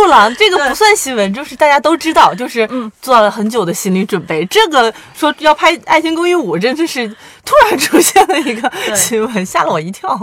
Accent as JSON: {"language": "Chinese", "region": "northern China", "country": "China", "said": "因为我们都是北方人"}